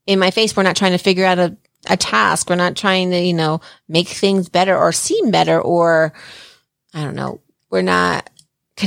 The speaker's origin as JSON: {"language": "English", "region": "New Jersey", "country": "United States", "moved": "yes", "lives_now": "Colorado, United States", "said": "I'm from Jersey"}